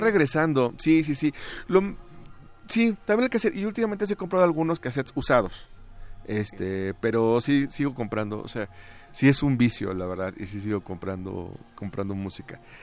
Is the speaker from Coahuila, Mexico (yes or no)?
yes; Torreón, Coahuila, Mexico; moved away; Yo podría considerarme de los de los pioneros en, emigrar, pero bueno, yo salí una porque porque Torreón era muy aburrido